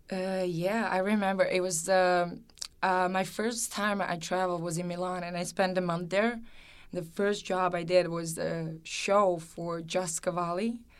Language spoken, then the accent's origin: English; Serbia; moved away; growing up in Serbia, it's, it was, you know, just like a regular childhood